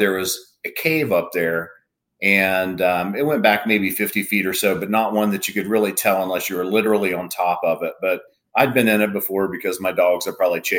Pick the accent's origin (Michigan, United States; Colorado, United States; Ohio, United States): Ohio, United States; Lancaster; also born or lived in Vinton County, Ohio; I'm originally from Lancaster, Ohio, which is just north of Athens and Vinton County. But my family is all from Vinton County and Athens County. And I grew up in one of the original outdoors families from Vinton County